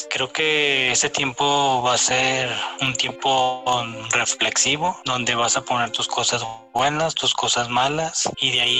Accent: Guadalajara, Jalisco, Mexico; eh, soy de Guadalajara

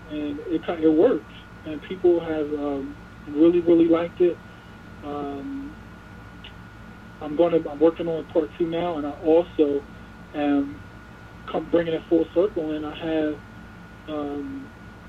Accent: Salem, New Jersey, United States; when I was growing up, I grew up in Salem. I went to school there from kindergarten

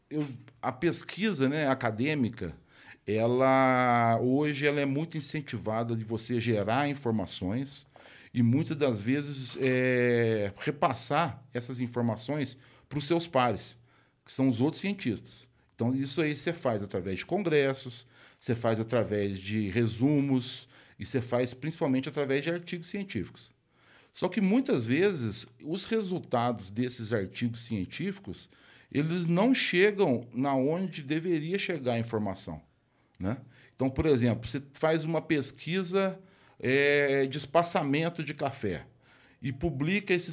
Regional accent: Rio de Janeiro, Brazil; born there; Quando eu nasci, ele morava no Rio de Janeiro, trabalhava no IBC

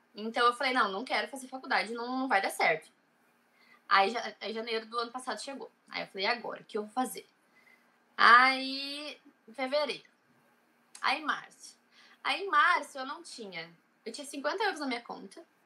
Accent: Cidreira, Rio Grande do Sul, Brazil; moved away as an adult; now in Ireland; eu sou de Cidreira, é uma cidade bem pequena no interior do Rio Grande do Sul.

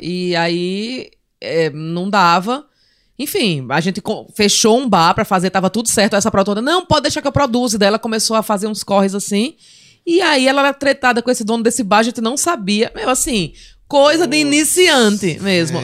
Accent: Palmeira dos Índios, Alagoas, Brazil; also born or lived in Maceió; Eu sou de Maceió e mo- não, sou de Maceió e morei em Palmeira. Eu fui para com cinco anos eu fui morar em Palmeira dos Índios Palmeira e morei lá até os 13 anos

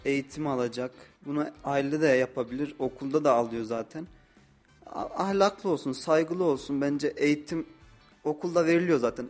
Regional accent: Osmaniye, Turkey; moved away as an adult; now in Kayseri, Turkey; 22 yaşındayım, Osmaniyeliyim.

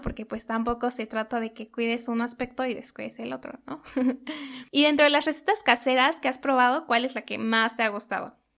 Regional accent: Mexico; moved away; nosotros como mexicanos

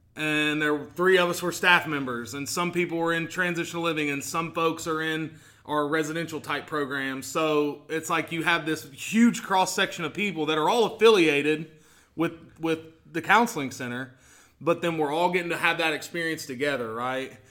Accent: Portsmouth, Ohio, United States; I'm from here

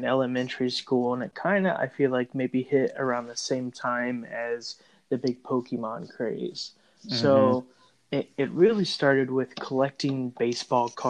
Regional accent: Indian River County, Florida, United States; We're both from Indian River County, Florida

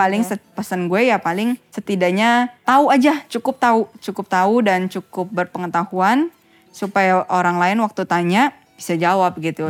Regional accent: Jakarta, Indonesia; also born or lived in Taiwan; kita sebagai anak Jakarta

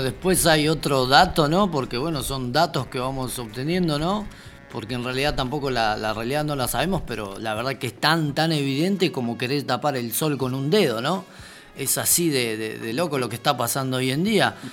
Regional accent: Bolivia; now in Argentina; como boliviano

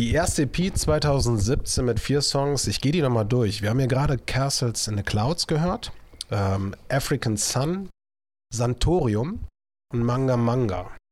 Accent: Viersen, North Rhine-Westphalia, Germany; Heute bin ich wieder in Viersen unterwegs, da freue ich mich, so meine Heimatstadt musikalisch gesehen, aber auch so von der Geburt her, A K H Viersen.

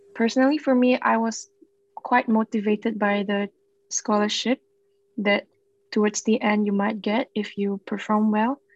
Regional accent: Singapore; moved away; I'm from Singapore

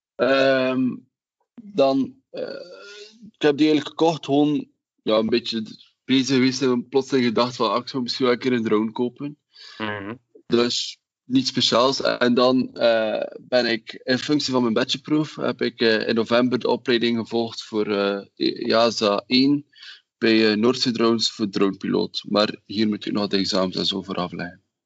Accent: Wingene, Flanders, Belgium; ik ben van Wingenen

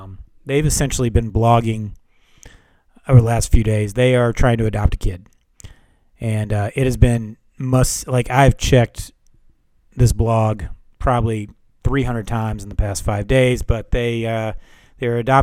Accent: Memphis, Tennessee, United States; Growing up in Memphis

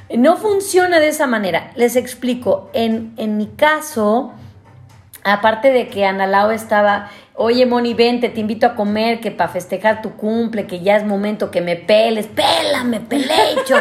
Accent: Mexico City, Mexico; yo que soy chilanga

